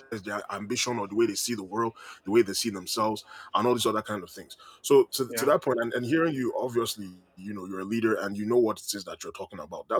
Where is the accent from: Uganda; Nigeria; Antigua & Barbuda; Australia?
Nigeria; growing up in Nigeria